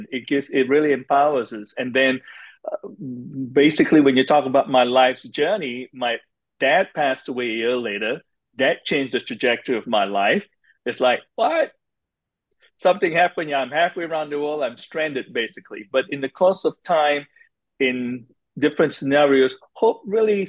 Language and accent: English; Malaysia; moved away as an adult; now in United States; I was born and raised in Malaysia